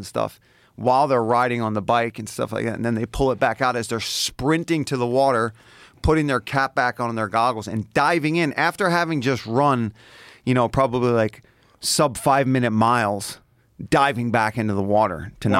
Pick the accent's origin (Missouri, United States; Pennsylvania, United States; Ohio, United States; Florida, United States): Pennsylvania, United States; Philadelphia; up in South Philly.